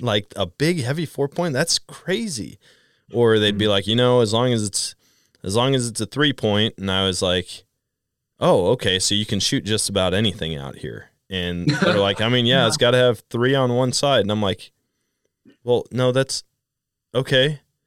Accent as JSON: {"language": "English", "region": "Wisconsin", "country": "United States", "tie": "born or raised there", "said": "That was the same for me growing up in Wisconsin and then going out west."}